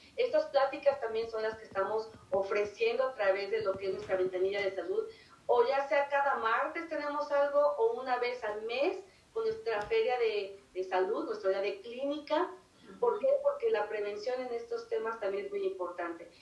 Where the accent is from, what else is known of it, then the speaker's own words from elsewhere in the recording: Mexico; moved away; si somos de México